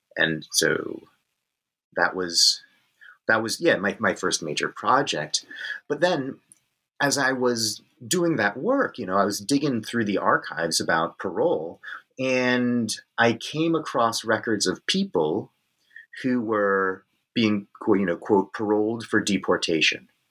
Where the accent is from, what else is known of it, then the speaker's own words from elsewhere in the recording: Northern California, United States; moved away as an adult; also born or lived in Virginia / Texas; now in Perth, Australia; I grew up on Coast Miwok country in what is known as Northern California these days